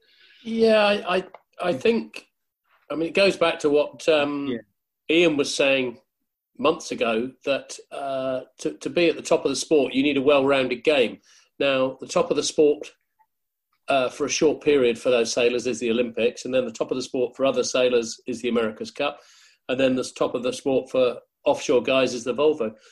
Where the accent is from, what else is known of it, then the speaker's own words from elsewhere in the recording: New Zealand; growing up in New Zealand